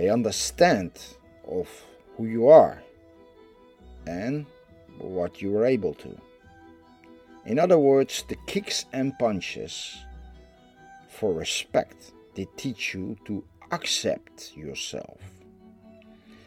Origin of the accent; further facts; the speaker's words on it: Netherlands; I am from the Netherlands